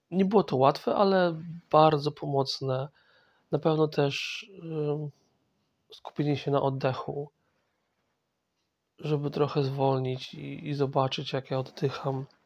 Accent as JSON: {"language": "Polish", "region": "Masovian Voivodeship", "country": "Poland", "tie": "born there", "said": "E, ja pochodzę z, znaczy urodziłem się w, w dużym mieście na Mazowszu, ale moja rodzina pochodzi z wiosek, wsi"}